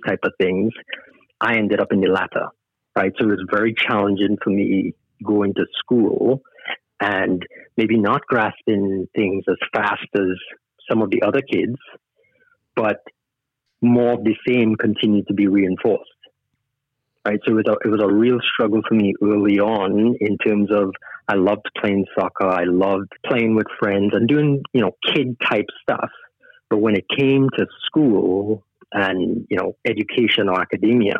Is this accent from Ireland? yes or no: no; Trinidad & Tobago; also born or lived in Canada; now in Sacramento, United States; I was born and raised in Trinidad